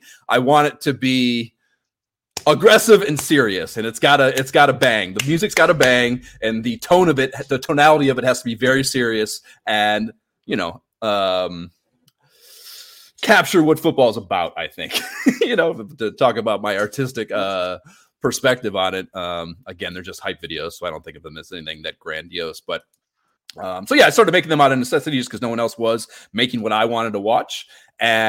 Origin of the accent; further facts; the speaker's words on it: Cleveland, Ohio, United States; moved away; also born or lived in Pensacola, Florida / New York City; I'm from Ohio originally. I grew up near Cleveland